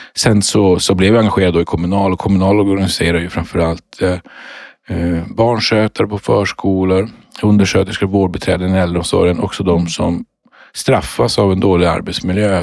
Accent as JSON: {"language": "Swedish", "town": "Luleå", "region": "Norrbotten County", "country": "Sweden", "tie": "born or raised there", "said": "jag är ju född och uppvuxen uppe i Luleå i, i Norrbotten."}